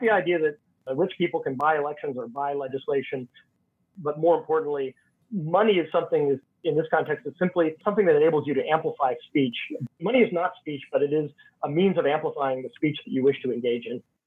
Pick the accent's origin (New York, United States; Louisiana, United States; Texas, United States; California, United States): Texas, United States; now in Washington, D.C., United States; my home state of Texas